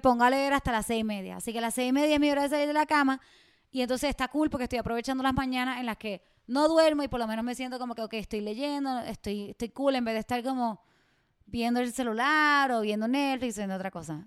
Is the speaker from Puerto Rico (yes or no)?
yes; Mayagüez, Puerto Rico; Mayagüez, mi pueblo